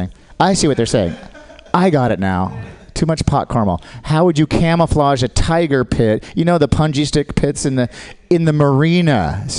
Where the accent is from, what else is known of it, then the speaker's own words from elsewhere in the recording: Australia; I'm Australian, guys. I'm not with them.